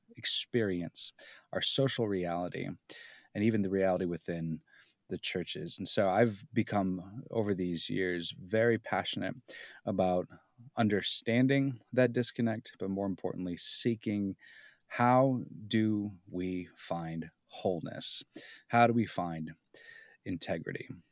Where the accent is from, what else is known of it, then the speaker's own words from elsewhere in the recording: Southern California, United States; moved away; also born or lived in Pennsylvania; I grew up in Southern California as a kid, and it was kind of a cosmopolitan, uh, experience